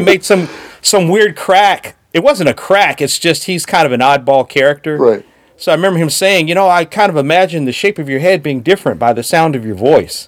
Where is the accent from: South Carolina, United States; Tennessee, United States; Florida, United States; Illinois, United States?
Illinois, United States; Chicago; I'm from Chicago